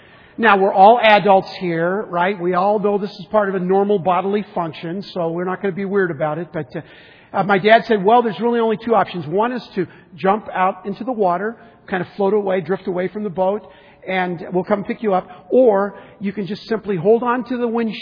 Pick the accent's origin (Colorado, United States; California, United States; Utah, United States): California, United States; San Diego; I grew up in San Diego.